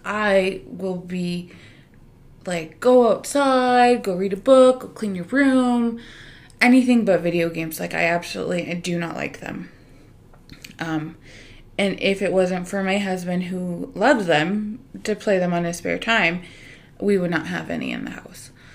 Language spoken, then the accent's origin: English; Canada; we're Canadian